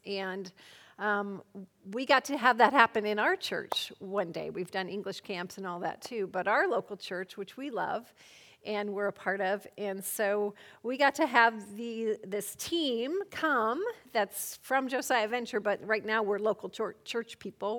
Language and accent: English; Colorado, United States; moved away as an adult; now in Poland; I'm from Colorado, a native of Colorado